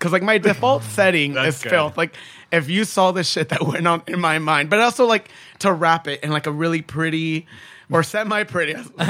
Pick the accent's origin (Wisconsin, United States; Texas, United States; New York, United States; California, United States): California, United States; Chula Vista; born or raised there